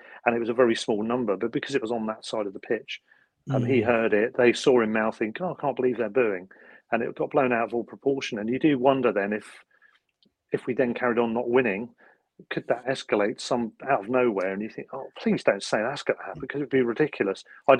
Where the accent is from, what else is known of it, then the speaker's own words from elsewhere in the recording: Worthing, South East England, United Kingdom; I'm from Worthing originally, which is down the coast about 11 miles away from Brighton.